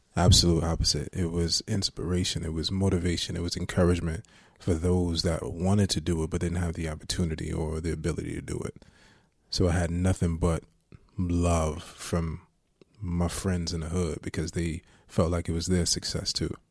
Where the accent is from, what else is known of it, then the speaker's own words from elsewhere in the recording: Jersey City, New Jersey, United States; I grew up in Booker T Projects in, um, Jersey City, New Jersey